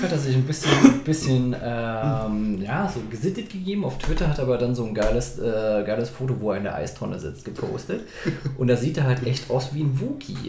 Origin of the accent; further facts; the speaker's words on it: Saarland, Germany; Ich komme aus dem Saarland